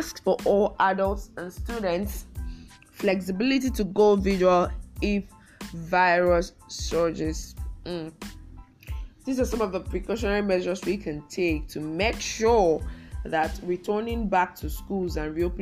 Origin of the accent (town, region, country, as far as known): Nigeria